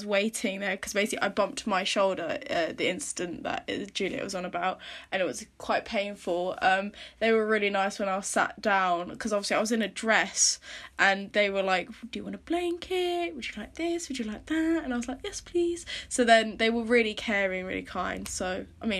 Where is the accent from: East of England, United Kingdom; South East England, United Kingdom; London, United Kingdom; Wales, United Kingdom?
East of England, United Kingdom; Norfolk; moved away as an adult; now in High Wycombe, United Kingdom; I'm from Norfolk, and again, that's not a really diverse place either